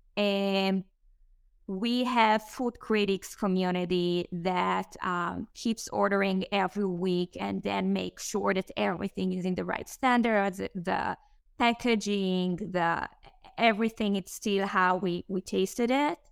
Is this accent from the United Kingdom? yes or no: no; Israel; English is a second language; moved away as an adult; Israel. I grew up there.